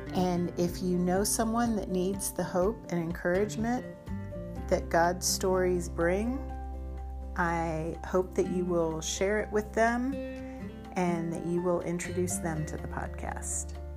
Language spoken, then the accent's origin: English; D.C., Maryland outside of Washington, United States; I grew up in Maryland outside of Washington, D C